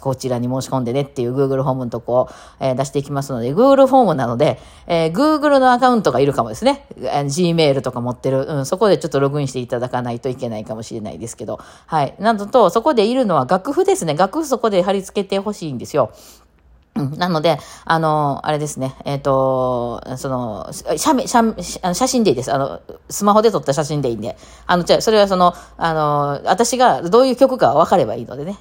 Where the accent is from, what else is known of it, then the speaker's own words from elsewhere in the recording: Kansai, Japan; うちの…っていうバンド4人、関西人なんですよ。まあ全員大阪ではないんですけど、まあ関西人